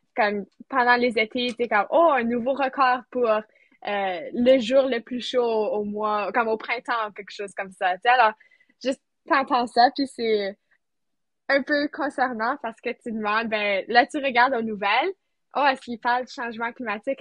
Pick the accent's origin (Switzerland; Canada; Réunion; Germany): Canada; near Sainte-Anne, Manitoba; Je viens du Manitoba, proche de, tout près de Sainte-Anne, alors, en campagne